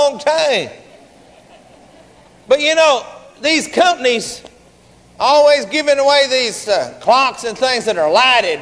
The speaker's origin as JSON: {"language": "English", "town": "Garland", "region": "Texas", "country": "United States", "tie": "born or raised there", "said": "We grew up together down in Garland."}